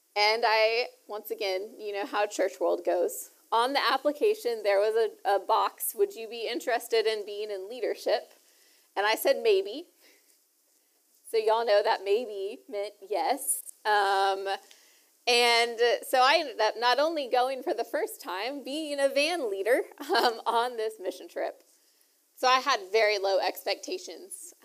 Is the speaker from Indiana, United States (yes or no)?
no; Lufkin, Texas, United States; also born or lived in Houston, Texas; I grew up in East Texas